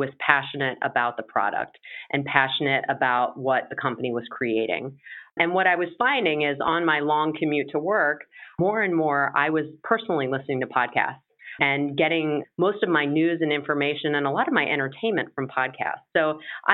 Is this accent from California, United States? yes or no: no; Maryland, United States; moved away; also born or lived in Virginia; I'm originally from Maryland